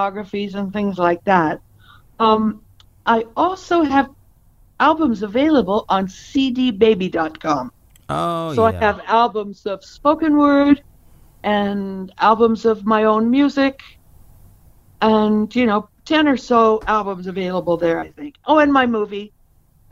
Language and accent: English; Pacific Northwest, United States; also born or lived in Idaho / Bainbridge Island, Washington / Corvallis, Oregon / Portland, Oregon; I'm from the Northwest, Pacific Northwest.